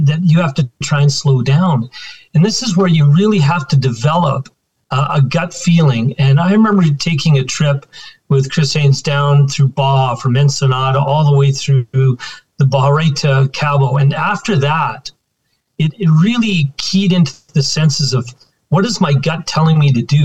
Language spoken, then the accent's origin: English; Alberta, Canada; also born or lived in Saskatchewan; I was born in Saskatchewan and been in Alberta all my life.